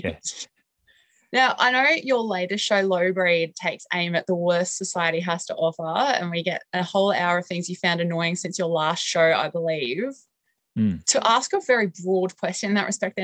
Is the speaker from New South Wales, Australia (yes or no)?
no; Queensland, Australia; now in Sydney, Australia; I am actually a Queenslander myself, but I mistakenly moved to Sydney